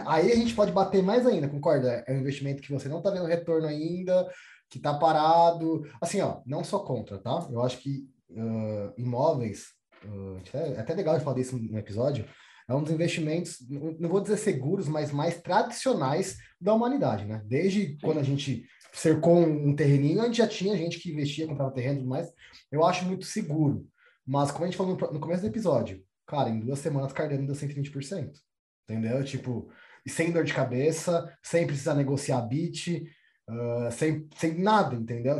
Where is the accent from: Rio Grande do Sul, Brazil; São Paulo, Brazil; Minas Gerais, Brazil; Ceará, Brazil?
São Paulo, Brazil; moved away as an adult; also born or lived in Toronto / southern Brazil; Eu sou da Zona Oeste, sou de Pirituba